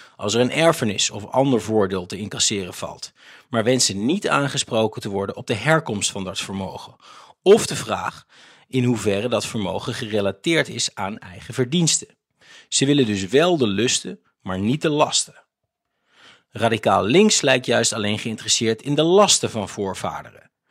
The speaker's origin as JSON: {"language": "Dutch", "country": "Netherlands", "said": "Als Nederlanders"}